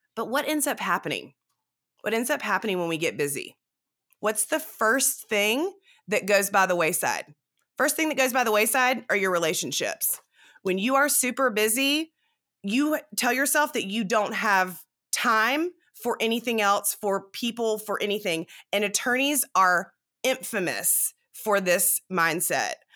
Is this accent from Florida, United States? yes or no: no; South Carolina, United States; also born or lived in Dallas, Texas; now in Texas, United States; I am from South Carolina